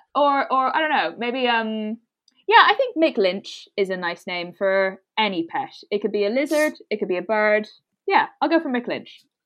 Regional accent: Brussels, Brussels-Capital Region, Belgium; first language English; moved away; I'm from Belgium.

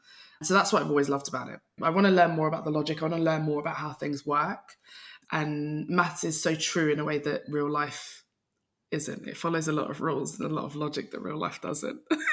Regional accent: London, United Kingdom; from London

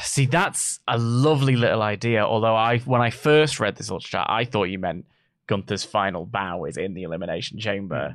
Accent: United Kingdom; we're British

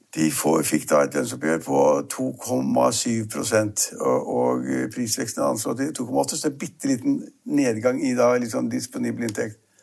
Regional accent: Norway; Vi nordmenn

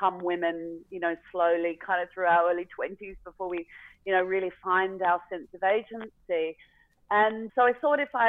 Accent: Australia; I'd brought my family back to Australia

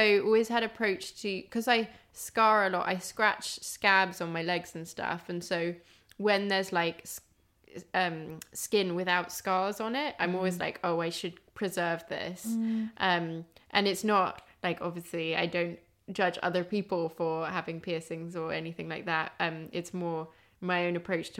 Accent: Kent, South East England, United Kingdom; I grew up in Kent

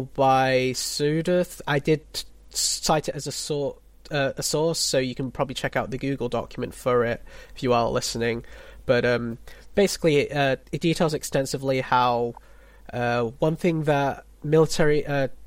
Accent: Philippines; I'm a Filipino

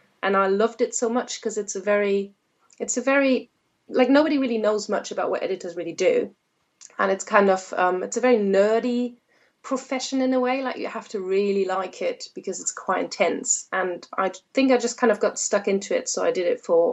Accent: Germany; moved away as an adult; also born or lived in Hamburg, Germany / Canada; now in Worcestershire/Birmingham border, England, United Kingdom; originally I'm from Germany, so I haven't been here for that long. I moved here about 5-6 years ago. And before that, I lived in Hamburg, Germany

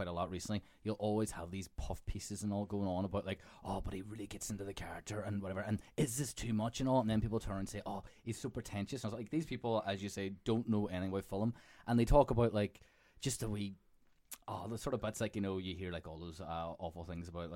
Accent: Ireland; I'm Irish too

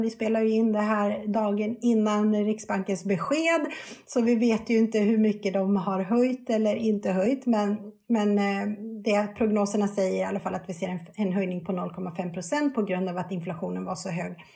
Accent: Sweden; vi svenskar

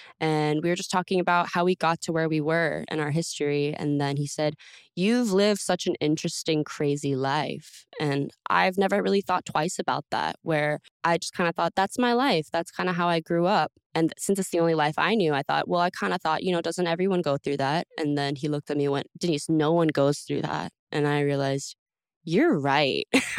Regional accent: Texas, United States; I'm from Texas, when you drive anywhere, there's cows.

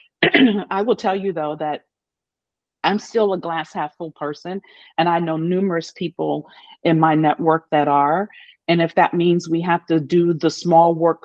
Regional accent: United States; an American who's proud to be one

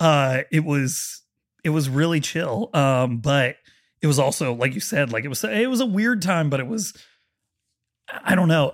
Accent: Marietta, Ohio, United States; moved away; I'm from Marietta, Ohio

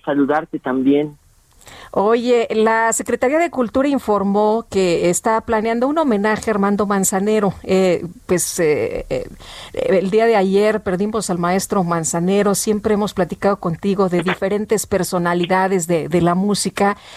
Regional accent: Mexico City, Mexico; Allá en mi pueblo, en Coajimalpa

